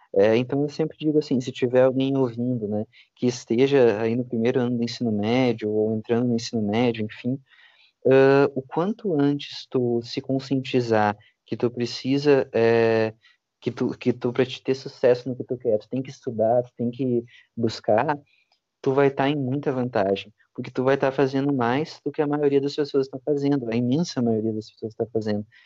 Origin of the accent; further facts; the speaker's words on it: Santiago, Rio Grande do Sul, Brazil; eu sou de Santiago, Santiago é uma cidade pequena